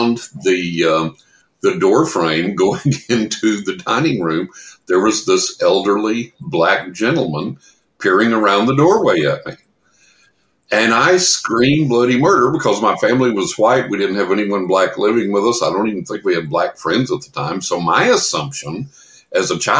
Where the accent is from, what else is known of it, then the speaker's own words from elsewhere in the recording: San Angelo, Texas, United States; also born or lived in Carlsbad, New Mexico; I grew up in West Texas in San Angelo